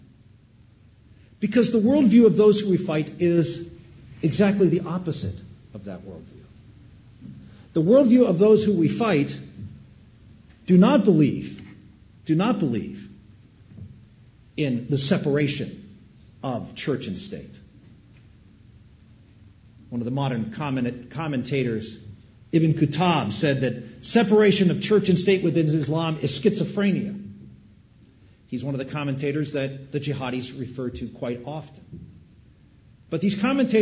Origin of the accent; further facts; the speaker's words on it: United States; as Americans